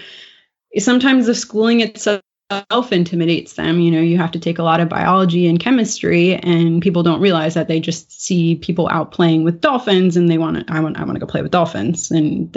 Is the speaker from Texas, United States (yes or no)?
no; Florida, United States; moved away as an adult; also born or lived in Maryland; I'm from Florida originally, and I left Florida and we lived in Maryland for a few years